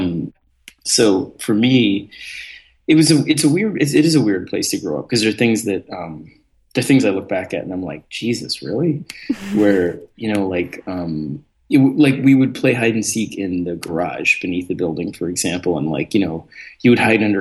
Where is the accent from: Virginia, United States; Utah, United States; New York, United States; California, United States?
New York, United States; New York City; also born or lived in Eastern Long Island; growing up in New York